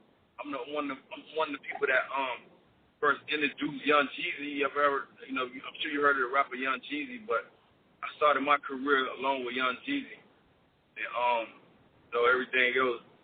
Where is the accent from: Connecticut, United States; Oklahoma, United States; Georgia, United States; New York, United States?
Georgia, United States; Atlanta; I'm from Atlanta.